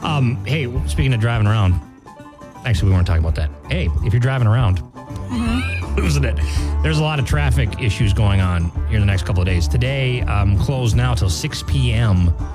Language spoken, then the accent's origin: English; Biwabik, Minnesota, United States; born or raised there; moved away